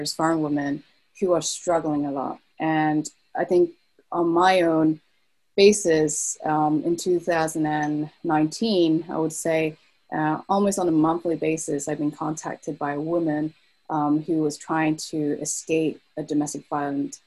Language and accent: English; United Kingdom; accent: British; moved away as an adult; now in Norway; You probably could hear from my accent, British. So I actually am a Brit, but my parents are from Hong Kong. So I'm referred to as a second generation immigrant in the UK.